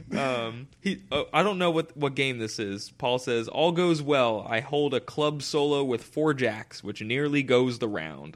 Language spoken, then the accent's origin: English; United States; myself as an American